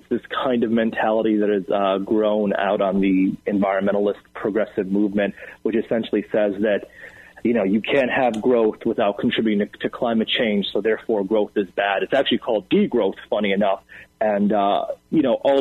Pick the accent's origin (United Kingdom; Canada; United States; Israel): United States; upstate New York; I grew up in upstate New York